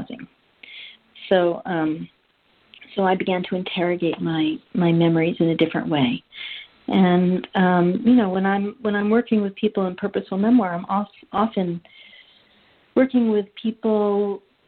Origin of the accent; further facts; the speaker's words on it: New York City, New York, United States; I grew up in Manhattan, New York